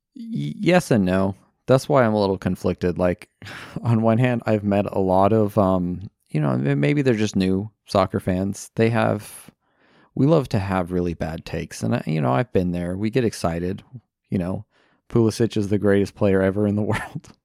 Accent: United States; I am American

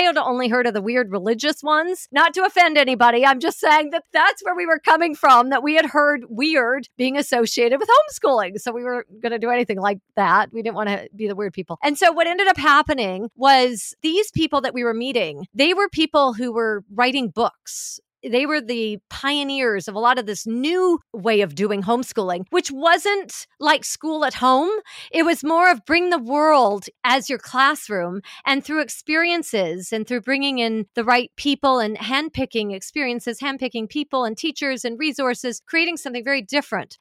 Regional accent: Vancouver, British Columbia, Canada; moved away as an adult; also born or lived in Los Angeles; we've ended up back here in Vancouver, my hometown

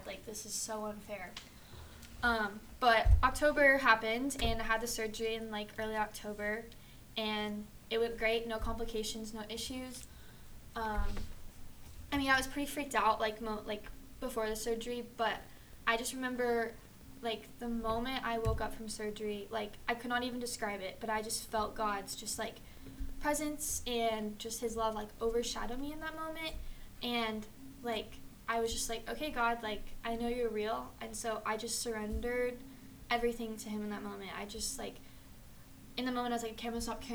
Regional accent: Austin, Texas, United States; also born or lived in Colorado Springs, Colorado; I'm from Austin originally, lived in Colorado Springs for a few years, and moved back here

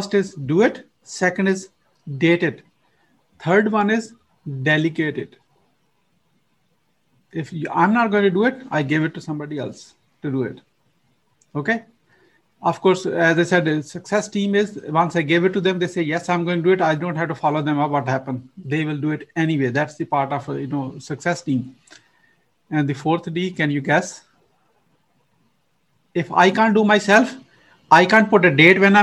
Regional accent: Pakistan; now in United States; I'm originally from Pakistan. You probably know my accent is not from, you know, it's imported

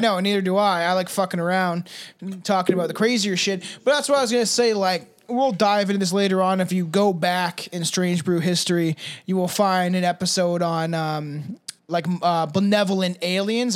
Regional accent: Canada; I'm Canadian

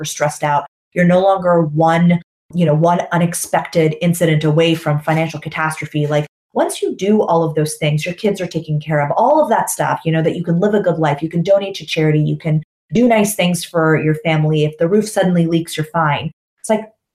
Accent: Canada; moved away; when I lived in North America, I grew up in Canada, I'm Canadian.

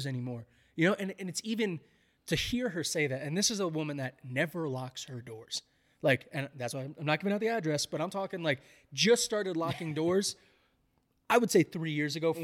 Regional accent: New York, Northeast, United States; moved away; growing up in New York, New Jersey area, Northeast

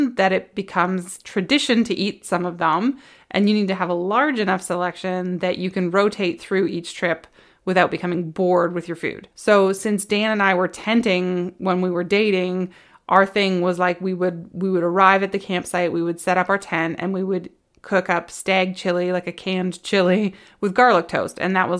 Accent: West Coast, Canada; now in Ontario, Canada; And I grew up on the West Coast and I think I was like 9 years old when they stopped doing bagged milk and they went to jugs.

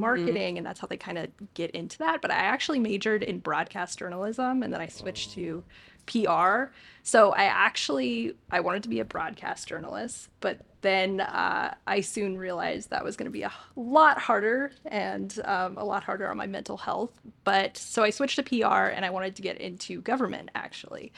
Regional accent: Hesperia, California, United States; also born or lived in St. Louis, Missouri / Santa Monica, California; I am from Hesperia, California. So, SoCal born and raised

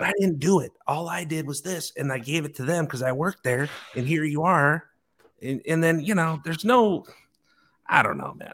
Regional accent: Chicago, Illinois, United States; moved away; growing up in Chicago, and, uh, my grandfa-, grandfather was a bar owner

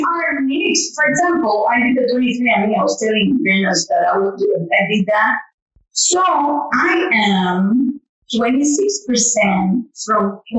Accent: Dominican Republic; Well, I am very proud of being Dominican American. I always say that my heart is Dominican and the blood that pumped is American.

